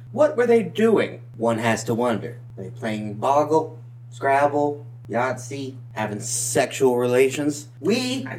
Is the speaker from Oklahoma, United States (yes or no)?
no; Alabama, United States; We are from Alabama, as we've said before, as if the accents don't give away.